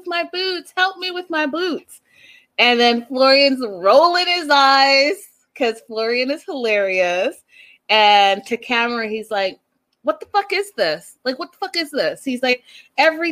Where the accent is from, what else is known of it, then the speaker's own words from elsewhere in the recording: Canada; I'm from Canada